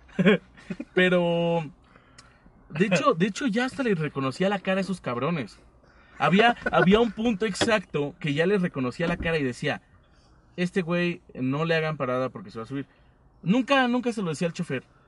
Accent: State of Mexico, Mexico; yo soy del Estado de México.

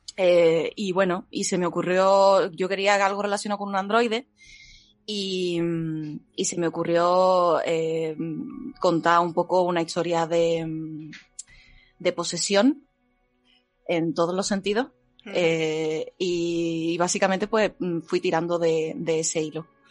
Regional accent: Seville, Andalusia, Spain; Sevilla Centro soy

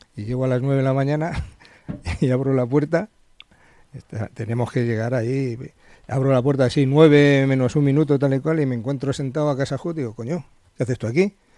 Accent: Madrid, Community of Madrid, Spain; also born or lived in Alcalá de Henares; now in Majadahonda, Spain; soy de Madrid

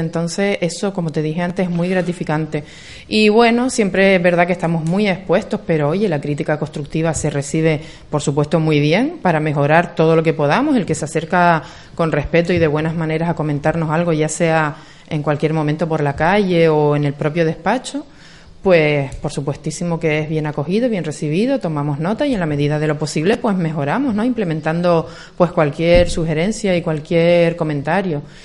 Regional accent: Agaete, Canary Islands, Spain; desde pequeñitos todos los que somos de Agaete, o casi todos, somos así

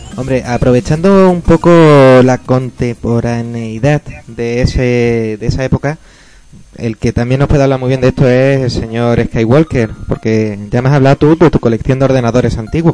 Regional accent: Lanjarón, Andalusia, Spain; now in Granada, Spain; jugaba en la recreativa de mi pueblo, Lanjarón

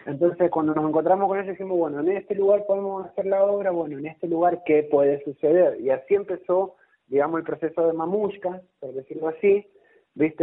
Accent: Rivadavia, Argentina; yo soy de Rivadavia

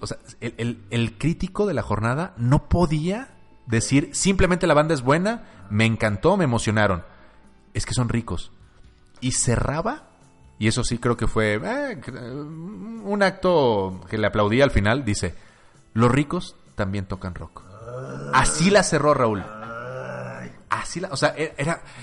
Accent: Mexico; Somos mexicanos.

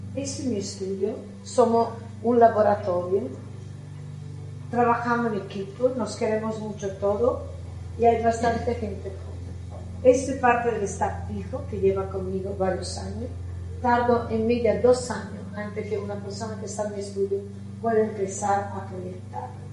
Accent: Italy; accent: Italian; Spanish is a second language; moved away as an adult; now in Spain; como podéis ver mi acento soy italiana, yo viviendo aquí 30 años

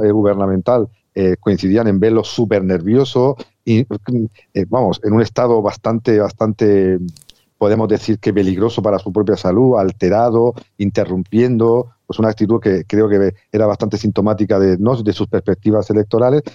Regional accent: Spain; a mí como español

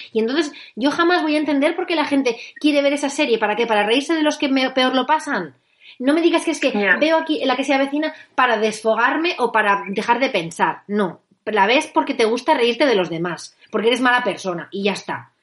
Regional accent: Spain; Los españoles somos muy españoles

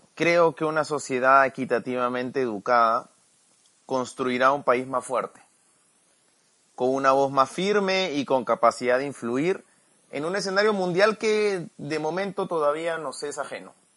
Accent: Peru; also born or lived in Lima, Peru; Actualmente vivo en Lima, en Perú

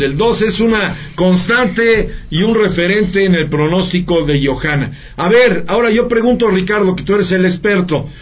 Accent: Mexico; es mi país, es mi tierra

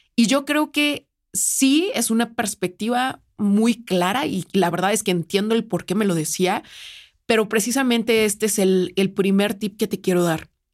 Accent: San Luis Potosí, Mexico; yo soy de San Luis

